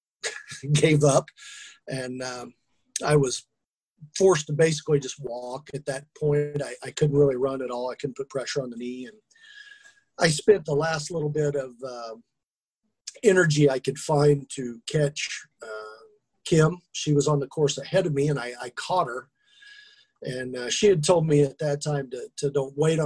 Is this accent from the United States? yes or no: yes; Kansas, United States; I'm from Kansas. We're a long way from the ocean